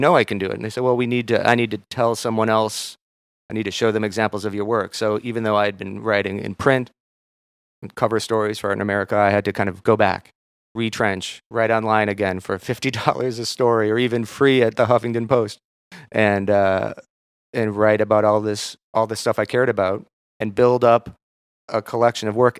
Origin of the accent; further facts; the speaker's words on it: Minneapolis, Minnesota, United States; moved away; also born or lived in Maine; I'm from Minneapolis